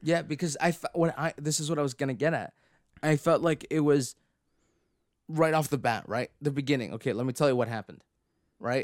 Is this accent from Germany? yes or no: no; Canada; we're Canadian